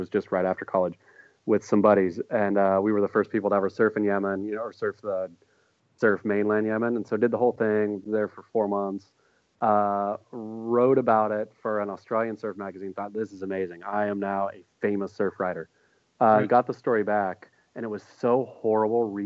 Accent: Coos Bay, Oregon, United States; now in Los Angeles, United States; a crappy kid in Coos Bay, Oregon

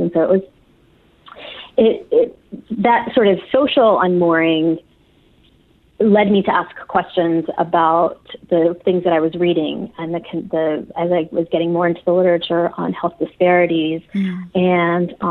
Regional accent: Arizona, United States; moved away as an adult; also born or lived in Mexico / Texas; now in California, United States; I consider Arizona sort of the place where I grew up.

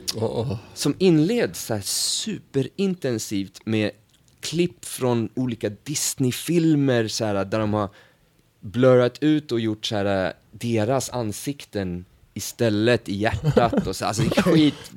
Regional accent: Sweden; vi är från Sverige

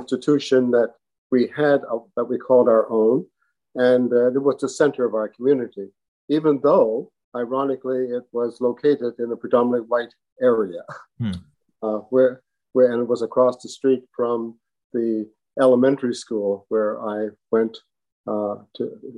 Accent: New Glasgow, Nova Scotia, Canada; moved away; I was born and brought up in New Glasgow, Nova Scotia, in a segregated Black community

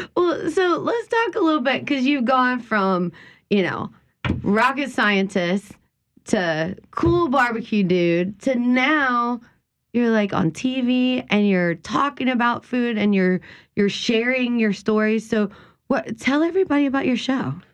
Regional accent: South Louisiana, United States; the things that we grew up here in South Louisiana

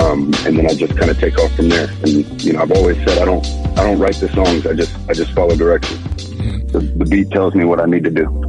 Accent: Texas, United States; I'm from the South. I'm from Texas.

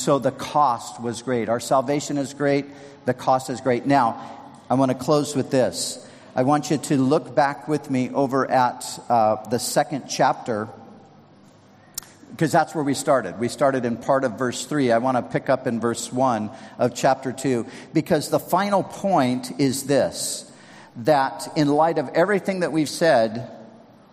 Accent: Southern California, United States; I grew up surfing in Southern California

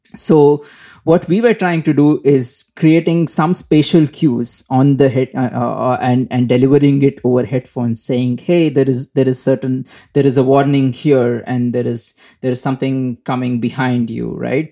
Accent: India; moved away as an adult; also born or lived in Singapore; I am from India. Um, I was, uh, born in India, brought up in India, uh, uh, for most of my life

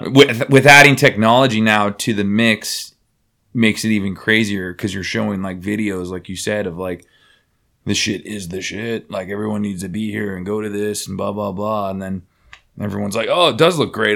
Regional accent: Bay Area, California, United States; I'm from the Bay Area

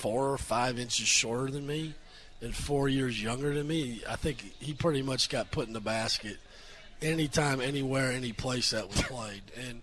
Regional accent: Iowa, United States; I'm from Iowa.

